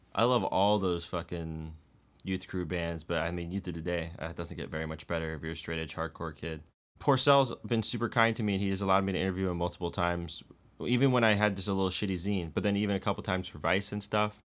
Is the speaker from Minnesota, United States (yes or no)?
no; Bay Area, California, United States; I grew up in the Bay Area